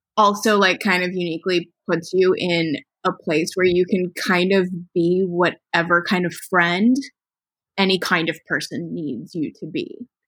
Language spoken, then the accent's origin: English; Ohio, United States; I'm from Ohio. It's like I grew up in the suburbs